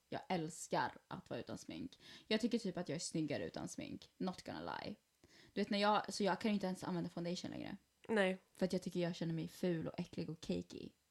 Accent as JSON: {"language": "Swedish", "country": "Sweden", "tie": "born or raised there", "said": "jag är född i Sverige"}